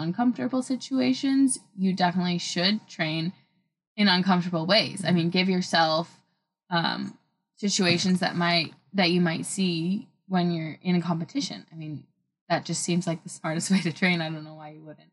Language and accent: English; Oregon, United States; growing up in the Oregon